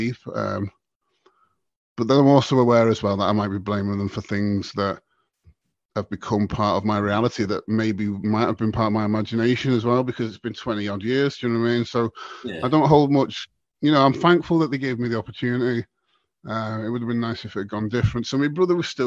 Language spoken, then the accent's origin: English; Southport, North West England, United Kingdom; also born or lived in Liverpool; we grew up in Southport at the time. We grew up basically, Southport now is classed as Merseyside